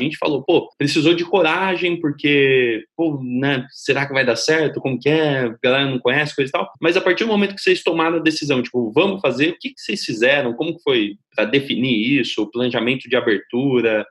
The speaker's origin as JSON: {"language": "Portuguese", "town": "São Carlos", "region": "São Paulo", "country": "Brazil", "tie": "born or raised there", "said": "muito perto da cidade onde eu nasci, da cidade de São Carlos"}